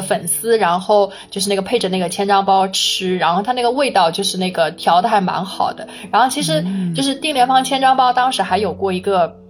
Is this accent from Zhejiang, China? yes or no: yes; Huzhou, Zhejiang, China; 我是土生土长的非典型湖州人